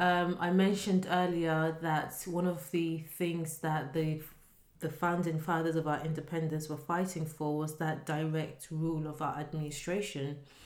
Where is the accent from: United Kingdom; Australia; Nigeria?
Nigeria; I remember when I was growing up in Nigeria